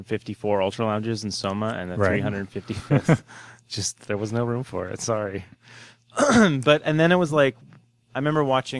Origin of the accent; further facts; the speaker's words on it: Bay Area, California, United States; also born or lived in San Diego; when I moved to San Francisco, I grew up in the Bay Area, lived in San Diego for a while when I went to school and a couple years after, and I moved back here.